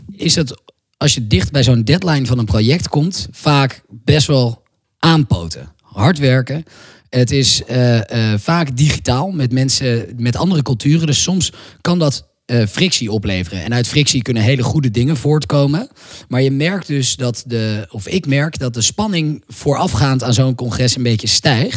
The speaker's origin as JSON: {"language": "Dutch", "town": "Amsterdam", "region": "North Holland", "country": "Netherlands", "also_born_or_lived": "France", "said": "ik kom uit Amsterdam, uit Nederland"}